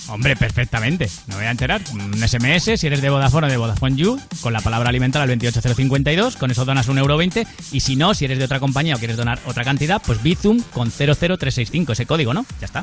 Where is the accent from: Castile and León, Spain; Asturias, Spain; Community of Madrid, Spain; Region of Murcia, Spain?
Castile and León, Spain; Valladolid; yo que soy de Valladolid y conozco el pisuerga